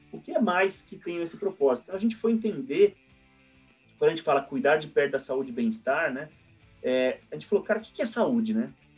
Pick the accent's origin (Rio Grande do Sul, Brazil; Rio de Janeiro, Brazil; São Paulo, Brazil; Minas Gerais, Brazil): São Paulo, Brazil; interior of; moved away as an adult; now in São Paulo, Brazil; na minha cidade natal, é, que, que é no interior de São Paulo